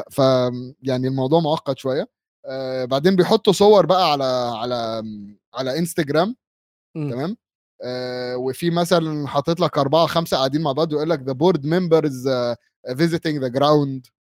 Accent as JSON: {"language": "Arabic", "country": "Bahrain", "said": "لي انا بحريني كاتبها لهم بحريني"}